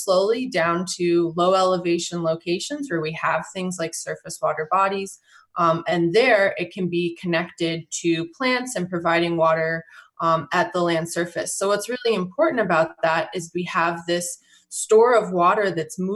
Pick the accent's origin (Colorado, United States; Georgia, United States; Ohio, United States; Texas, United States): Colorado, United States; I grew up in Colorado and I grew up on a farm